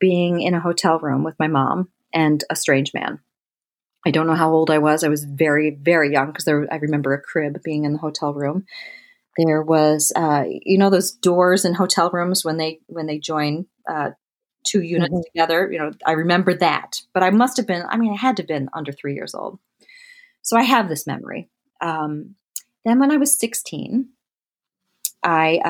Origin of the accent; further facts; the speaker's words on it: Michigan, United States; also born or lived in Delaware; we lived in Delaware until I was seven, and Ernie and Tom got divorced, and we moved to Michigan with my mother and my stepfather